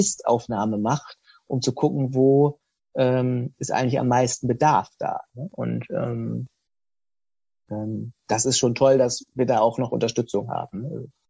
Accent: Osnabrück, Lower Saxony, Germany; ich bin in Osnabrück aufgewachsen, habe ihr Abitur gemacht

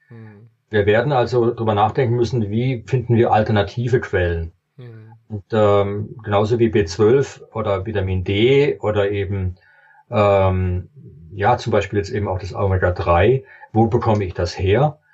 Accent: Germany

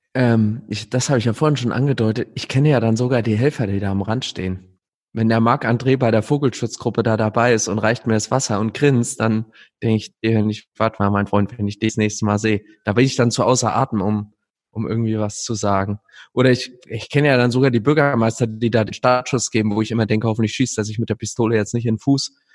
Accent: Gelnhausen area, Hesse, Germany; moved away; ich entdecke auch was Neues in meiner Heimat. Ich bin jetzt zum ersten Mal von Gelnhausen nach Ronneburg gelaufen

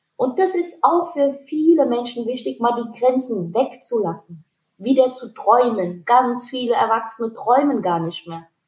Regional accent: Hanau, Hesse, Germany; Meine Eltern sind aus Pakistan. Ich bin in Deutschland geboren, im wunderschönen Hanau

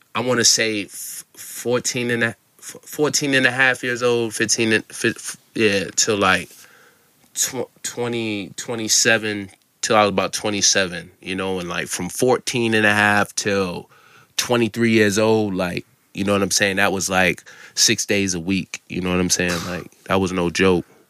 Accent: Massachusetts, United States; also born or lived in Falmouth, Massachusetts / Brockton, Massachusetts / Oakdale, Massachusetts / Onset, Massachusetts; I'm from Massachusetts.

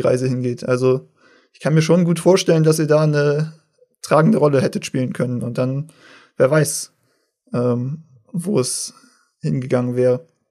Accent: Northern Germany, Germany; aus dem Norden, äh, wo ich herkomme

